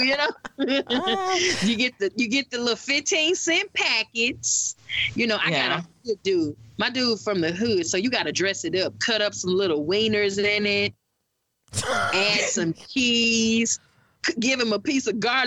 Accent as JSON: {"language": "English", "region": "the South", "country": "United States", "said": "I'm from the South"}